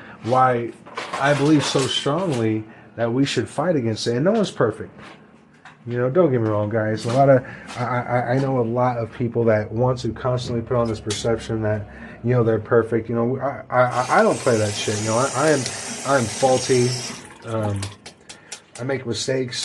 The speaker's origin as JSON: {"language": "English", "country": "United States", "said": "as American people"}